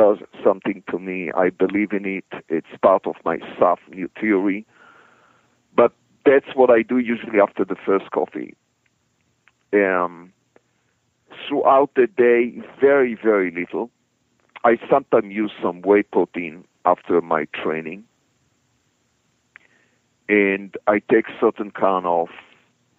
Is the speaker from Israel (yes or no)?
yes; Israel; moved away as an adult; I came from Israel originally.